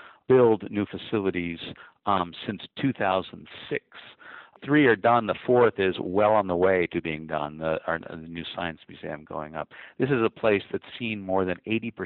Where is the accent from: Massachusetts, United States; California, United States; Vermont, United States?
Massachusetts, United States; Cambridge; moved away as an adult; now in Miami, United States; I'm originally from Cambridge, Mass, right? It's where I grew up